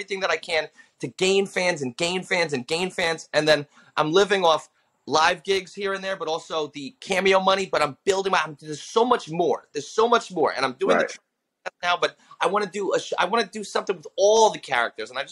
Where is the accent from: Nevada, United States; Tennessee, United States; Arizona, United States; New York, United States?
New York, United States; Long Island; I grew up in Long Island